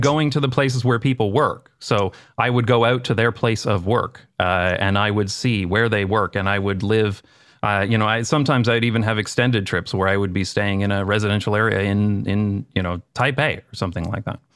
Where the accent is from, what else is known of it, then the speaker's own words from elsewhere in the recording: London, Ontario, Canada; moved away as an adult; now in Amsterdam, Netherlands; I grew up in a town in, uh, Canada called London, uh, London, Ontario